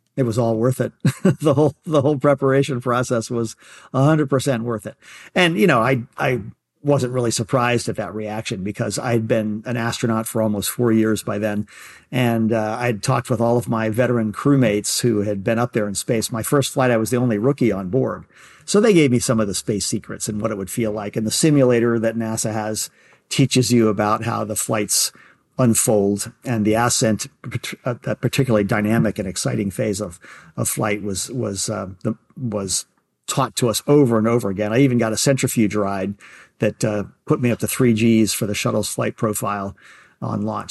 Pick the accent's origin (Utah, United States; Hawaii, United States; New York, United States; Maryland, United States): Maryland, United States; Baltimore; growing up in Baltimore